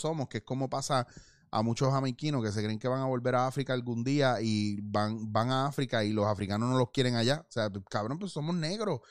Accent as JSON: {"language": "Spanish", "country": "Puerto Rico", "moved": "yes", "said": "yo como puertorriqueño"}